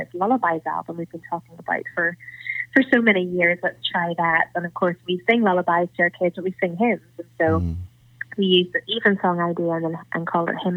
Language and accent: English; Northern Ireland, United Kingdom; I'm actually talking to you from Northern Ireland.